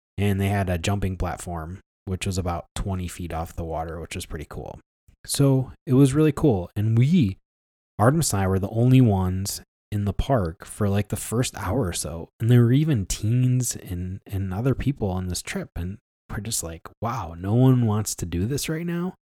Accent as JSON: {"language": "English", "town": "Ilion", "region": "New York", "country": "United States", "tie": "born or raised there", "said": "the hometown of Ilion, New York, where I grew up"}